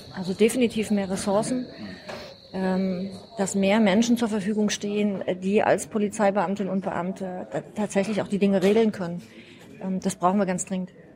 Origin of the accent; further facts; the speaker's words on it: Rudolstadt, Thuringia, Germany; moved away as an adult; now in Flensburg, Germany; Ich bin gebürtige Thüringerin. Ich komme aus Rudolstadt